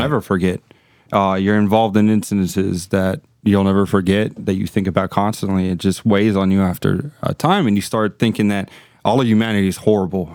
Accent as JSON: {"language": "English", "town": "Miami", "region": "Florida", "country": "United States", "tie": "born or raised there", "also_born_or_lived": "Gainesville, Florida", "moved": "as an adult", "said": "born and raised in Miami"}